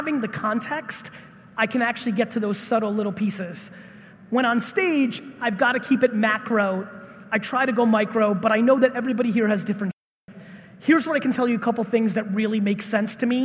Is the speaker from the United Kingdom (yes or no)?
no; Russia; I was born in Russia